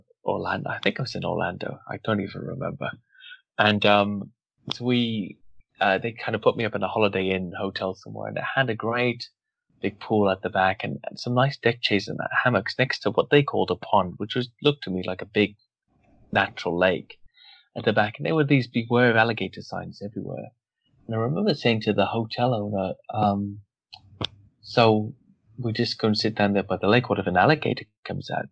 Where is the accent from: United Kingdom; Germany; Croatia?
United Kingdom; Wales; I'm from Wales